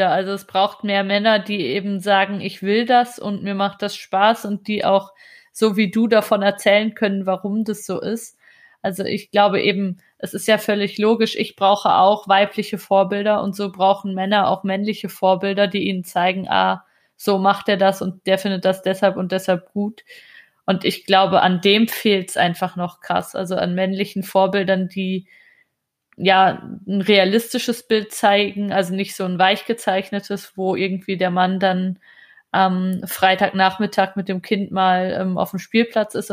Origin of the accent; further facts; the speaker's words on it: Germany; bei uns in Deutschland.